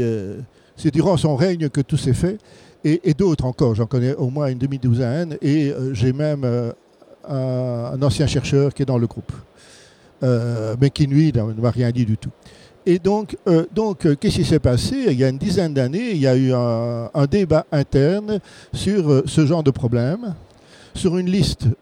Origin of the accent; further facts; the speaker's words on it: Belgium; chez nous en Belgique